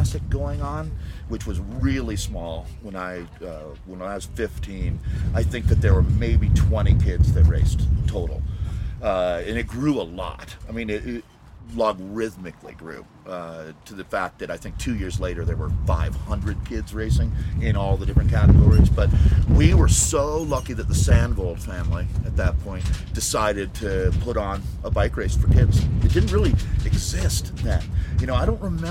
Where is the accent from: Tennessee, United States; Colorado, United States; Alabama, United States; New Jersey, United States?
Colorado, United States; Boulder; I grew up in the Table Mesa part of Boulder